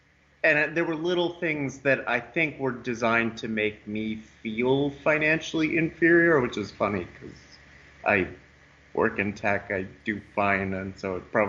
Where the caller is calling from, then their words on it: California, United States; I'm from California.